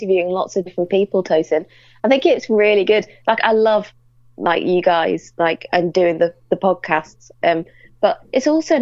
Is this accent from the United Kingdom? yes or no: yes; Lytham St Annes, North West England, United Kingdom; as a kid just hanging around in St. Anne's, which is where I grew up near Blackpool